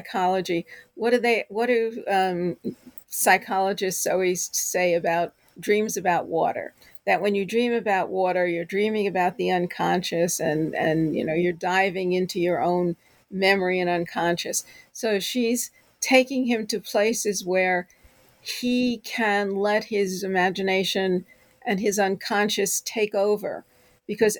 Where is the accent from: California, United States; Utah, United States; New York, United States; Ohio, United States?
New York, United States; New York City; I grew up in New York City. I love the city. It's in my blood.